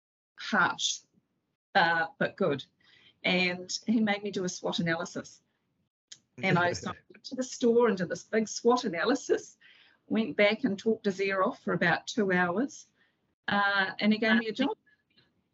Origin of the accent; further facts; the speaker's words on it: Auckland, New Zealand; also born or lived in Whitianga; Auckland is my hometown